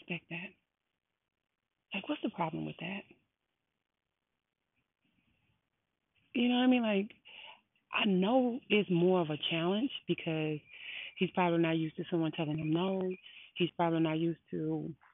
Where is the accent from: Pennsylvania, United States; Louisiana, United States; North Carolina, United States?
Louisiana, United States; Baton Rouge; I am from Baton Rouge, Louisiana